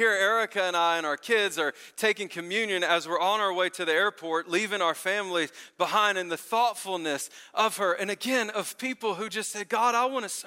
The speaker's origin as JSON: {"language": "English", "town": "Memphis", "region": "Tennessee", "country": "United States", "tie": "born or raised there", "moved": "yes", "said": "I grew up in Memphis, Tennessee"}